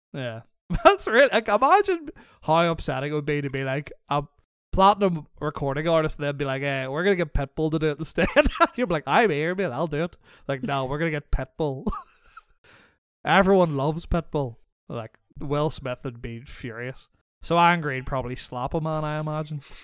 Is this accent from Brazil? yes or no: no; Northern Ireland, United Kingdom; moved away; I was raised in Northern Ireland